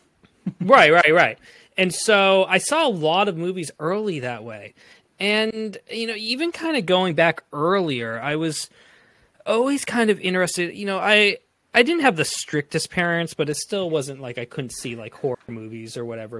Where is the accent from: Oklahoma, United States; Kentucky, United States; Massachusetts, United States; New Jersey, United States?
Massachusetts, United States; Framingham; I am from Framingham, Massachusetts